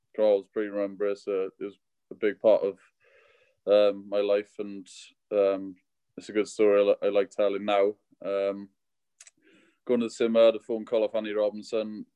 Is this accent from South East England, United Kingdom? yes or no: no; Welsh, Wales, United Kingdom; announce myself as as Welsh